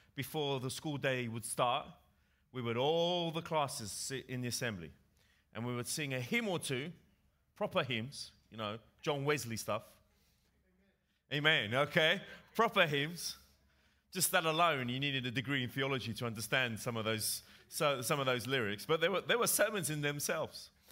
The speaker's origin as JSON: {"language": "English", "region": "England", "country": "United Kingdom", "tie": "born or raised there", "accent": "English", "moved": "yes", "said": "with my English accent, I grew up in England"}